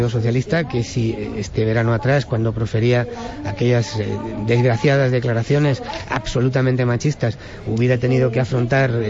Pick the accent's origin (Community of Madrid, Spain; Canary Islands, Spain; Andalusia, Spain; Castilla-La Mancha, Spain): Castilla-La Mancha, Spain; Toledo; soy toledano